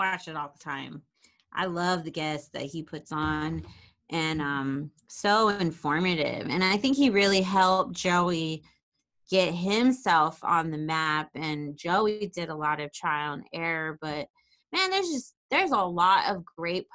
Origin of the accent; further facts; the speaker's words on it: Riverside, California, United States; moved away as an adult; now in Los Angeles, United States; I'm from Riverside